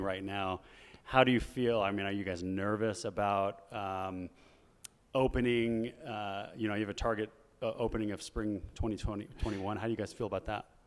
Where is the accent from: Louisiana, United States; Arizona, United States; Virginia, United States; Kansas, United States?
Arizona, United States; Chandler; I grew up in Chandler, Arizona.